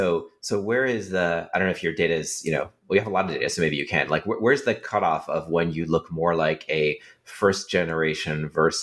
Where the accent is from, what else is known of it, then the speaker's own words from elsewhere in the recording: California, United States; How about just because I grew up in California with a lot of immigrant children in my classes